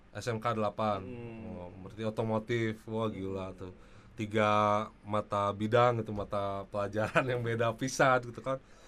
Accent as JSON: {"language": "Indonesian", "town": "Bandung", "region": "West Java", "country": "Indonesia", "tie": "born or raised there", "said": "gua mah dari Buah Batu gitu, ke Karapitan, jalan kaki tiap pulang"}